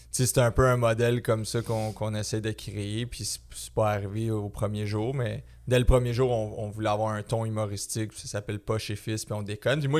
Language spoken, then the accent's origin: French; Varennes, Quebec, Canada; moi, je suis de Varennes, comme toi.